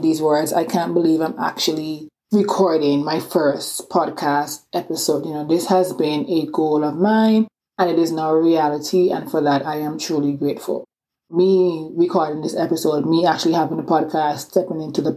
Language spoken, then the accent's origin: English; Antigua & Barbuda; accent: island accent; also born or lived in England; now in Atlanta, United States; I grew up in this small Caribbean island called Antigua